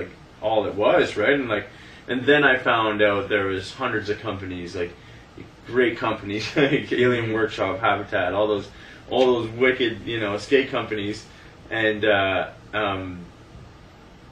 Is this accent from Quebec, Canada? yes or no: no; Sudbury, Ontario, Canada; We moved from, like, the South End of Sudbury to the Valley